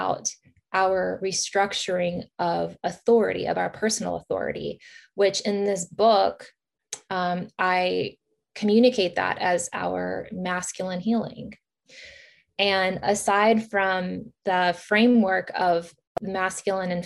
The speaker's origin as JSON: {"language": "English", "region": "Virginia", "country": "United States", "tie": "born or raised there", "also_born_or_lived": "Kyiv, Ukraine", "said": "My family were immigrated here to the United States in Virginia as refugees in 1990."}